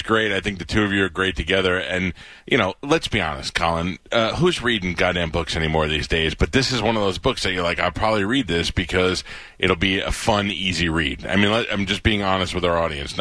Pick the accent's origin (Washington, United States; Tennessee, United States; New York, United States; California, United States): New York, United States; New York City; moved away; I grew up in Staten Island.